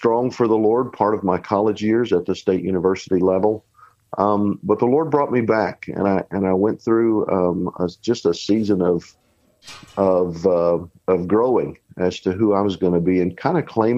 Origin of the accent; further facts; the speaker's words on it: Oklahoma, United States; moved away as an adult; also born or lived in Washington, D.C. area / Tucson, Arizona / Springfield; I grew up in Oklahoma.